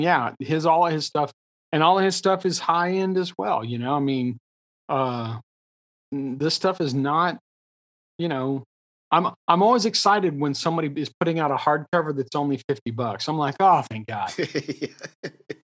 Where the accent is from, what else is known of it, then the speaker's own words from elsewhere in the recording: Texas, United States; I'm a Texan